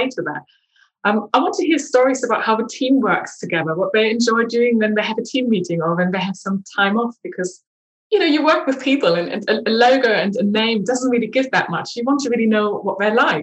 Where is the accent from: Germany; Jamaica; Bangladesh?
Germany; eastern Germany; now in London, United Kingdom; growing up in Eastern Germany